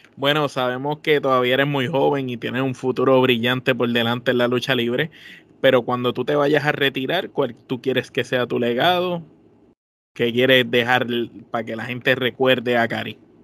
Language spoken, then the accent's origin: Spanish; Puerto Rico; nosotros los puertorriqueños